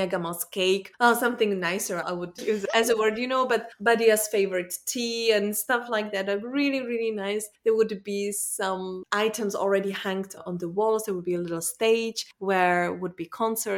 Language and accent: English; Czechia; English is a second language; now in Belgium; I'm in Belgium. I was born in Czech Republic, but now I live and I work in Belgium.